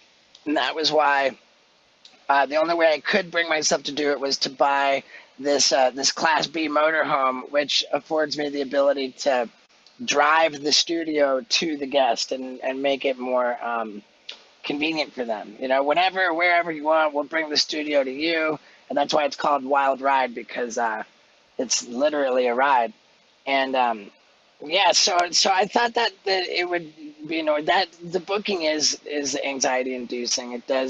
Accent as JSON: {"language": "English", "region": "England", "country": "United Kingdom", "tie": "born there", "said": "I was born in England, so I'm British. I have a British passport."}